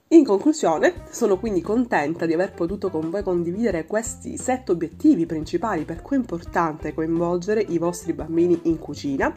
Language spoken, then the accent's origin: Italian; Sicily, Italy; la mia terra, che è la Sicilia